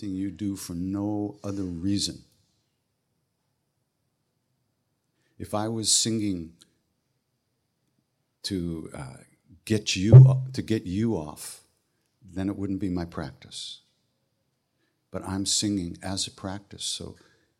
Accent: Long Island, New York, United States; also born or lived in Manhattan, New York; I was born on Long Island. Actually, in Manhattan, but I grew up on Long Island

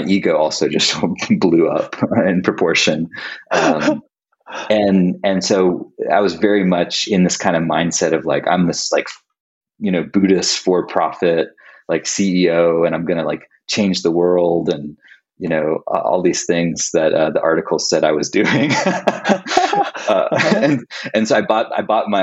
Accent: North Carolina, United States; moved away as an adult; also born or lived in Colorado; I moved back home from Colorado to where I grew up in North Carolina

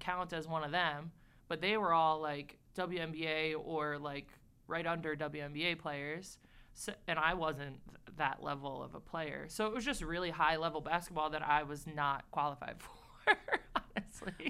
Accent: Port Jefferson, New York, United States; I, I actually grew up in a very small town called Port Jefferson

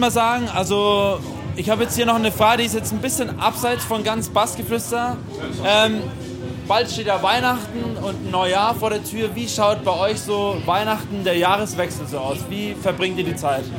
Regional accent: North Rhine-Westphalia, Germany; moved away; also born or lived in Franconia; ich komme aus NRW

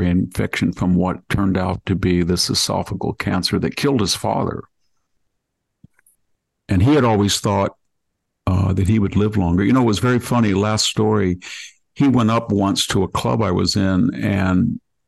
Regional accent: Selma, California, United States; born or raised there

